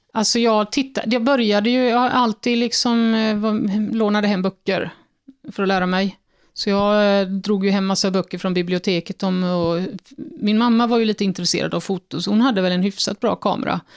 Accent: Fjärås, Halland County, Sweden; knappt utanför Fjärås där jag är uppvuxen

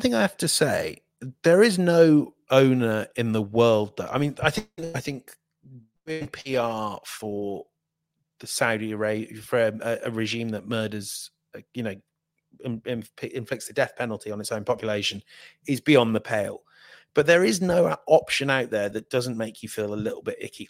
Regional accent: Midlands, United Kingdom; I'm from the Midlands

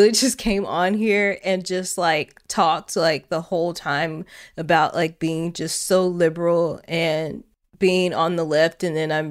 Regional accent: Illinois, United States; I grew up in Illinois, deeply blue state, and was taught from a young age being raised in a state that was part of the union

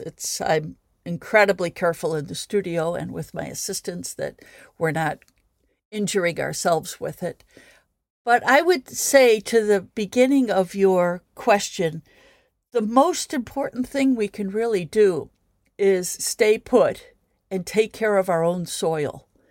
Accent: Midwest, United States; now in Chicago, United States; I'm speaking from as a Midwesterner

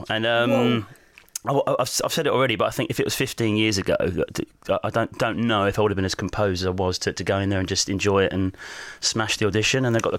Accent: Southend-on-Sea, East of England, United Kingdom; I'm from Southend.

